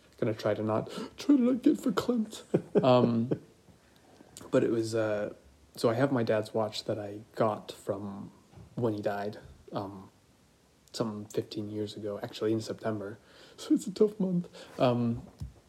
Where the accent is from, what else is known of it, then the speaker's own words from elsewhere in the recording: United States; I'm American.